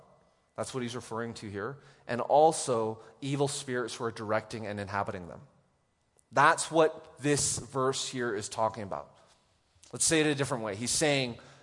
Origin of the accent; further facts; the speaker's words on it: Canada; moved away; I didn't grow up with tornadoes here, so it's like, I'm from Canada